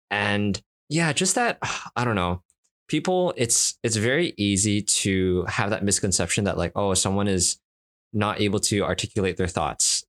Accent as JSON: {"language": "English", "country": "Canada", "accent": "Canadian English", "first_language": "Cantonese", "said": "I'm, I'm Canadian"}